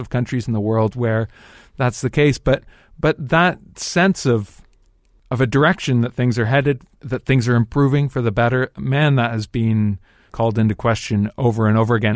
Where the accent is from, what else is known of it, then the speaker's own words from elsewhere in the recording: Dundas, Ontario, Canada; moved away as an adult; also born or lived in Toronto; now in London, United Kingdom; people that I grew up with in Dundas